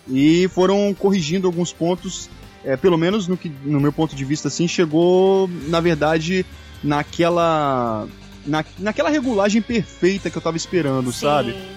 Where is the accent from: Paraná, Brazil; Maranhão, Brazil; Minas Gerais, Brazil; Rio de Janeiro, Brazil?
Rio de Janeiro, Brazil; Volta Redonda; moved away as an adult; now in São Paulo, Brazil; eu sou do Rio de Janeiro, não da cidade, sou do estado do Rio, da cidade de Volta Redonda.